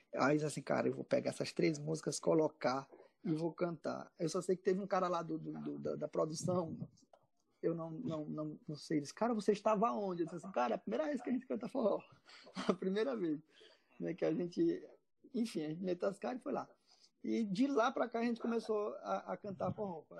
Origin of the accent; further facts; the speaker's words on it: Maranhão, Brazil; now in Ceará, Brazil; eu era do Maranhão, eu, eu sou maranhense. E lá no, eu era de uma cidade interior do Maranhão